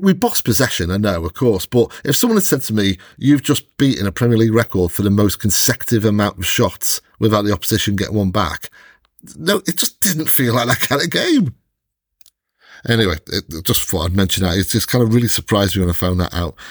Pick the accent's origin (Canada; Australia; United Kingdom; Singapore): United Kingdom; Welsh, Wales; I'm Welsh